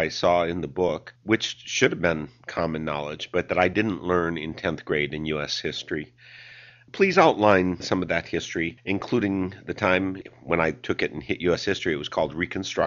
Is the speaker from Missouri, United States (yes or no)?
no; Wisconsin, United States; also born or lived in Victoria, Texas; I'm a Wisconsinite